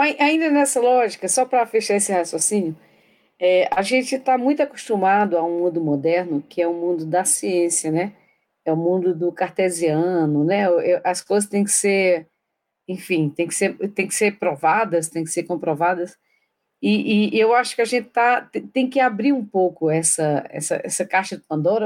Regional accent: Paraíba, Brazil; eu sou paraibana

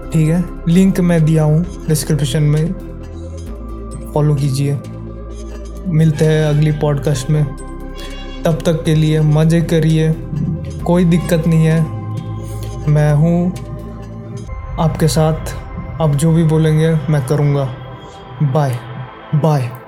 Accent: India; Hindi is a second language; मैं एक बंगाली हूँ ठीक है शायद मेरी हिंदी इतनी अच्छी नहीं है बाकी लोगों से

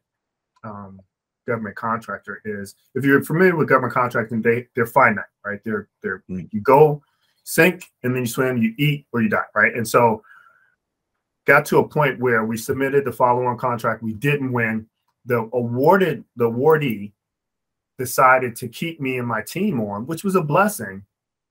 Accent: Maryland, United States; my home state of Maryland

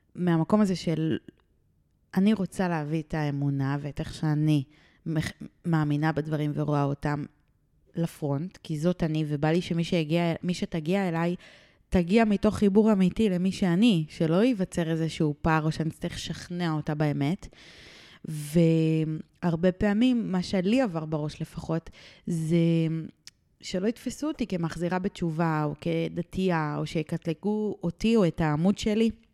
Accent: Ramat Gan, Tel Aviv District, Israel; גדלתי והתחנכתי ברמת גן

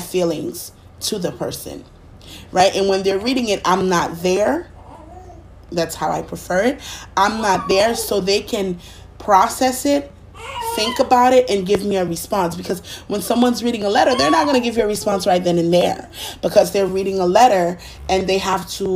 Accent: Haiti; now in United States; being Haitian, growing up, partially growing up in Haiti and here in the United States

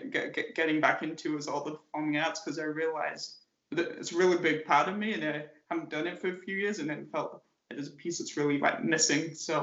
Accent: England, United Kingdom; born or raised there; moved away

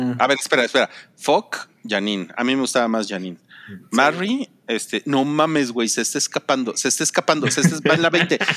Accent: Mexico; somos mexicanos

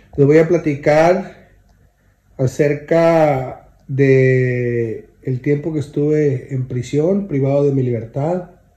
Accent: Monterrey, Nuevo León, Mexico; yo soy de Monterrey

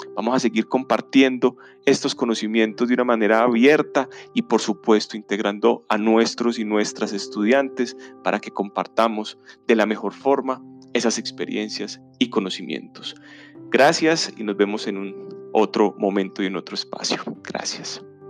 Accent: Colombia; en un país como el colombiano, como el, como el de nosotros

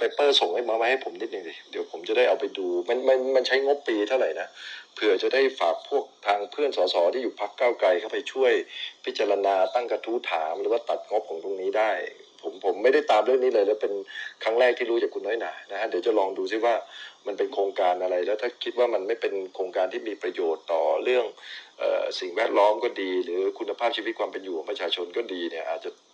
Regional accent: Bangkok, Thailand; ผมเนี่ยเกิดและเติบโตในกรุงเทพ

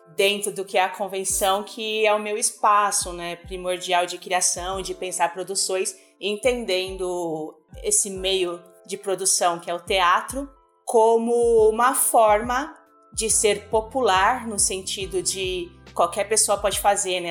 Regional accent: São Paulo, Brazil; E eu tô aqui em São Paulo, nasci e cresci aqui. Eu nasci na Zona Leste, na Penha

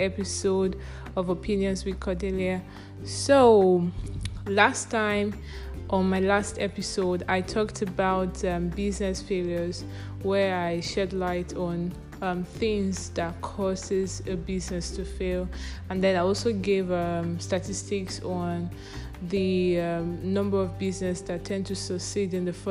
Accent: Nigeria; I'm a Nigerian.

